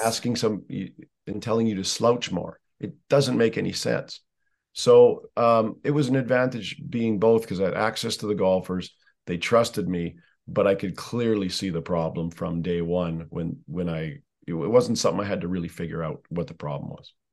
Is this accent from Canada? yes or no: yes; Canada; I'm Canadian